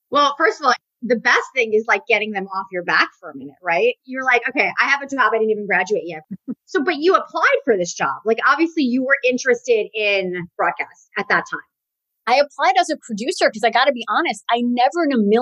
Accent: New York, United States; I'm a New Yorker as well.

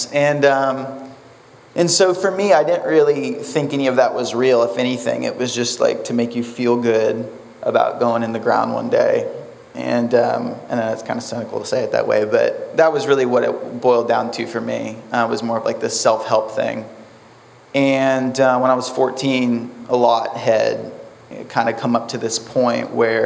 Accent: Titusville, United States; from Titusville, 28

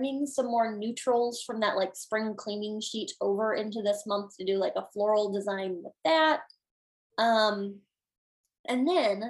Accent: Illinois, United States; my home state of Illinois

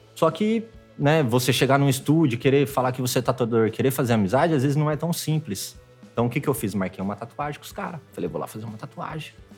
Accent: Itirapina, interior of São Paulo, Brazil; moved away as an adult; also born or lived in Piracicaba; now in Rio de Janeiro, Brazil; Sou do interior né? de São Paulo, bem interior, né? É, antes de vir para o Rio, eu estava morando em Piracicaba, mas eu ainda sou um pouquinho mais

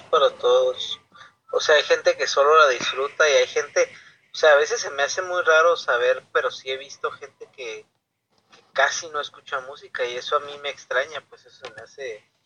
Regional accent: Tijuana, Baja California, Mexico; siempre de Tijuana

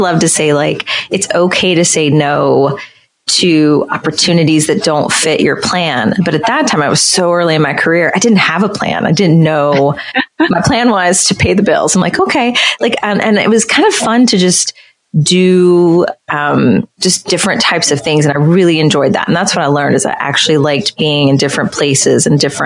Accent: West Virginia, United States; And I'm originally from West Virginia, so I think it's a very rural state

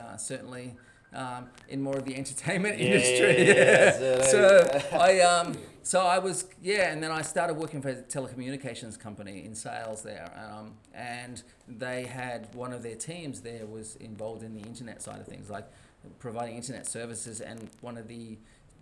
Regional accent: New South Wales, Australia; also born or lived in Sydney; I'm from Sydney. I was born in Sydney, grew up in many places around New South Wales, but back in Sydney

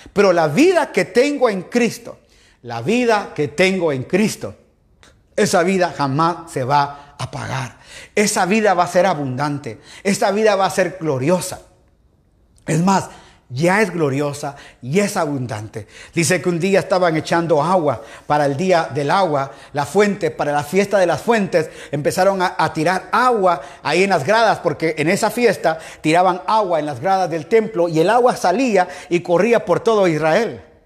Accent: Quetzaltenango, Guatemala; now in Guayaquil, Ecuador; Sí, soy chapín, soy guatemalteco, soy de Shela, aleluya mis papás de Shela, soy de allá, hermano al fondo a la derecha de la zona 5

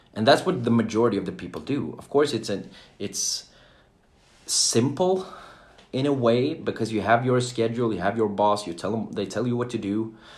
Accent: Jönköping, Jönköping County, Sweden; I'm from Sweden I was born and raised in a small town called Jönköping

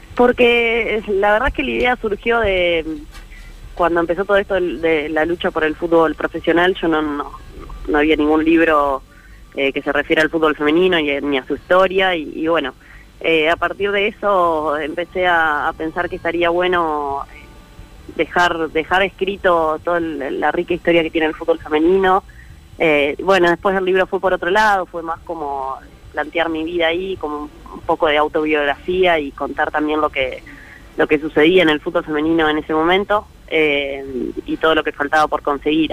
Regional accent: Santa Fe, Argentina; moved away; todos esos recuerdos muy lindos que viví, que viví en Santa Fe

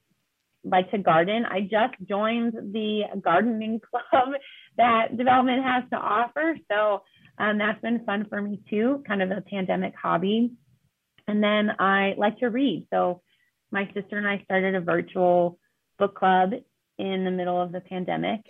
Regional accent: Walkersville, Maryland, United States; moved away as an adult; also born or lived in Queens, New York / Pennsylvania; now in South Bend, United States; I grew up in Walkersville in Maryland

